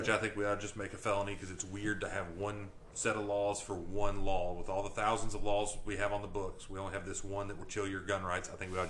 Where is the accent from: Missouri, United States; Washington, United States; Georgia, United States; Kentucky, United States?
Kentucky, United States; But growing up in Edmondson County, I would imagine that for people that grew up in Edmondson County and people that are here now